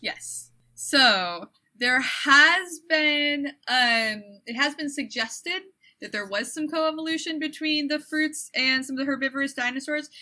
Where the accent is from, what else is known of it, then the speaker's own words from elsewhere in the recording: Michigan, United States; I'm from Michigan, and everything that I know, I relate back to Michigan